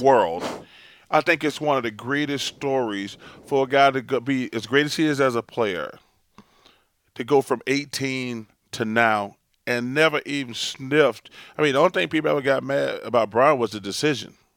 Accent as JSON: {"language": "English", "region": "Alabama", "country": "United States", "tie": "born or raised there", "also_born_or_lived": "Philadelphia", "moved": "yes", "said": "growing up in Alabama, my grandmother, who's the greatest person in my life ever, we, you know, we grew up really poor."}